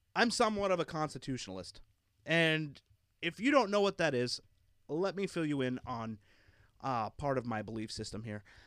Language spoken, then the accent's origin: English; Philadelphia, Pennsylvania, United States; I grew up in Philadelphia